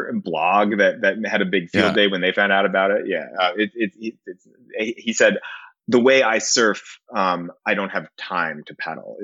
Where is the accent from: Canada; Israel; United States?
Israel; And I'm an Israeli, like I was born in Israel and I'm Jewish.